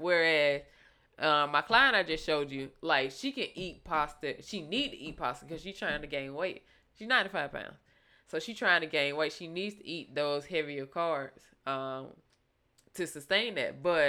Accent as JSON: {"language": "English", "region": "the South", "country": "United States", "said": "nigga, I'm from the South."}